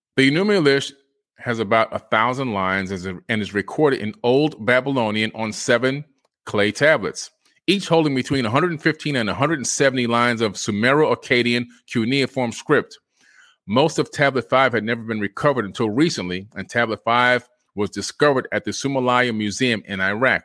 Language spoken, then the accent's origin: English; Florida, United States; me being a Floridian in the United States of America